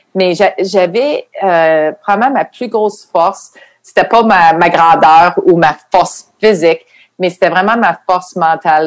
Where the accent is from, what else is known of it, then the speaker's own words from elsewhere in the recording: Quebec City, Quebec, Canada; moved away as an adult; now in United States; je venais de Québec